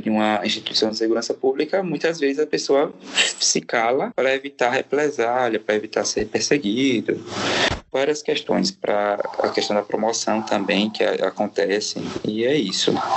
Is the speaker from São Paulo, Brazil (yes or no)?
no; São Francisco, Sergipe, Brazil; moved away as an adult; eu vim lá do interior, né, de São Francisco, que chamam de Califórnia, é, aqui fica no norte do estado, lá próximo a Propriar